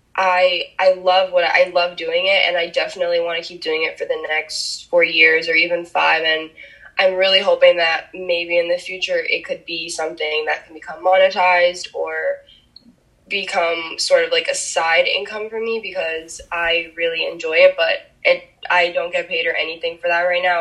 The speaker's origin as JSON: {"language": "English", "region": "New Jersey", "country": "United States", "tie": "born or raised there", "first_language": "Spanish", "second_language": "English", "said": "I was actually born and raised in New Jersey, and I still live here to this day in a really small town"}